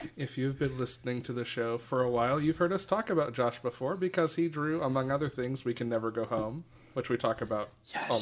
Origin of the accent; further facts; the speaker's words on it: Dalton, Georgia, United States; I'm from Dalton